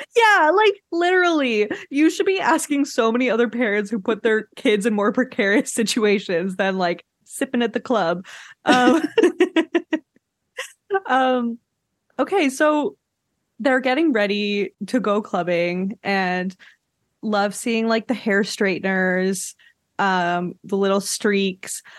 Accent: Quebec, Canada; I'm from Quebec

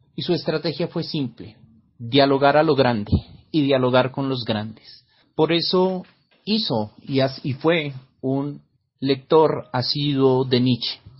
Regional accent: Colombia; Soy el filósofo colombiano

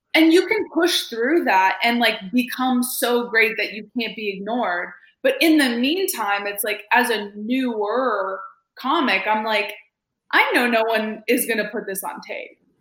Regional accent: Montreal, Quebec, Canada; moved away as an adult; now in Toronto, Canada; I'm from Montreal, but I've lived in Toronto for over a decade.

